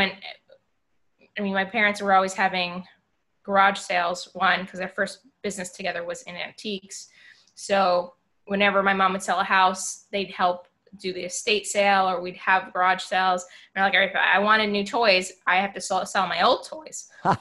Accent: Long Island, New York, United States; I grew up in New York on Long Island

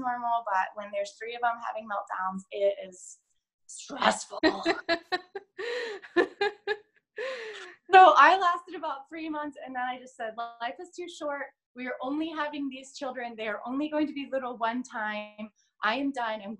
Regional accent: United States; also born or lived in England; I'm American

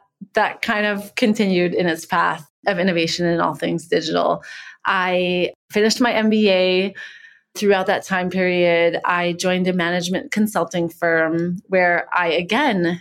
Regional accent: Canada; moved away as an adult; also born or lived in San Francisco; I'm Canadian and I started my career out at Holt Renfrew

